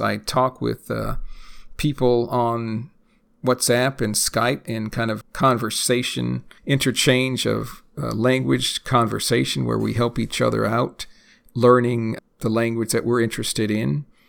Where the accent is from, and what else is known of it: United States; born or raised there; first language English